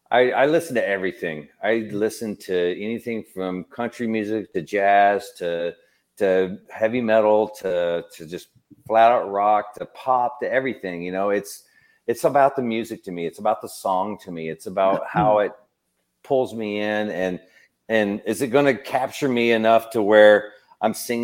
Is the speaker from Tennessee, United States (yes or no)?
yes; Tennessee, United States; I grew up in Tennessee